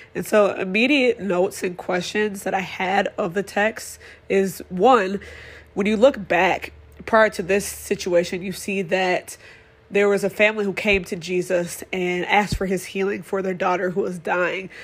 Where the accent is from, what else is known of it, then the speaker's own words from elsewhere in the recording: Madison, Wisconsin, United States; I am born and raised in Madison, Wisconsin